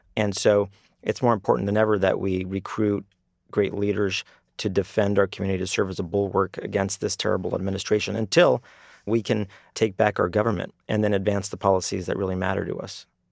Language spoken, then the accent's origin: English; El Paso, Texas, United States; now in Washington, D.C., United States; I'm from El Paso